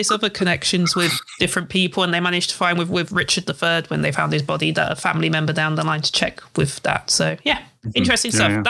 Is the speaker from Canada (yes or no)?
no; England, United Kingdom; because of where I grew up in England